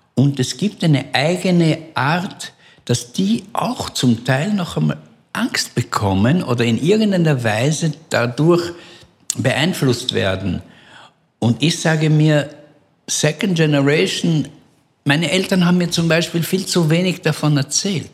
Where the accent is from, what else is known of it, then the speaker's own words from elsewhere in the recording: Vienna, Austria; in Wien ähm, wo ich aufgewachsen bin